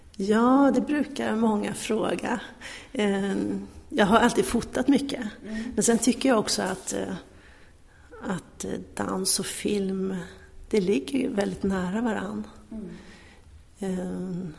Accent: Örebro, Örebro County, Sweden; moved away as an adult; now in Stockholm, Sweden; Jag är uppvuxen i Örebro

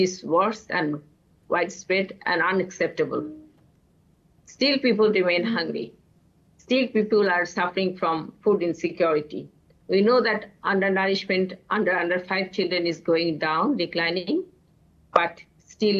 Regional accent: Bangladesh; I'm from Bangladesh

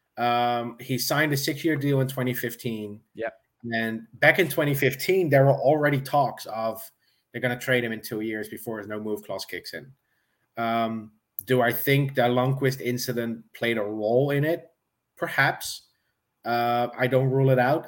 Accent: Netherlands; I'm from the Netherlands

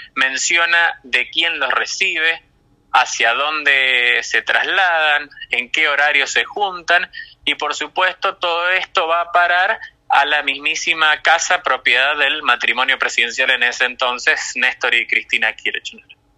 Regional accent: San Juan, Argentina; el gobernador de mi provincia natal, Sergio Uñac

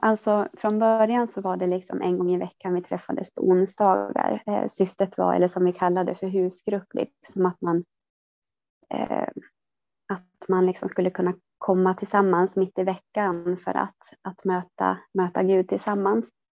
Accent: southern Norrland, Sweden; jag, eh, är född och uppvuxen i södra Norrland

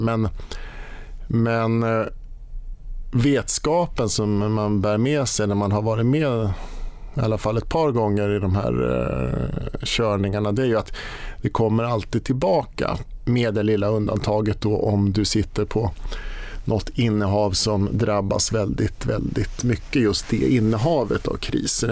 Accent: Sigtuna, Stockholm County, Sweden; jag var på Sparbankskontoret hemma i Sigtuna med mamma

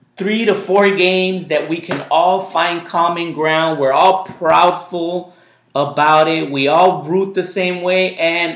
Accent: United States; first language Spanish; English is a second language; My first language was Spanish, even if I was born here

